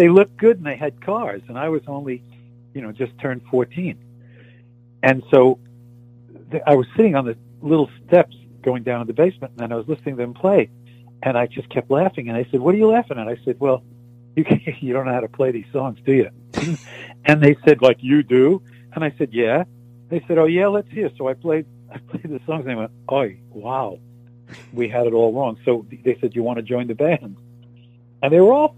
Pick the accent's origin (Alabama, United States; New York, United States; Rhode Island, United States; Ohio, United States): New York, United States; New York City; moved away; I grew up in Brooklyn